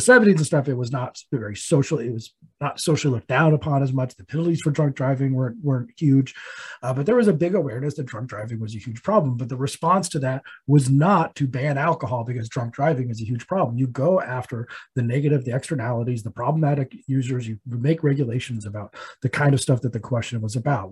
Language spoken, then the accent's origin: English; Colorado, United States; my home state of Colorado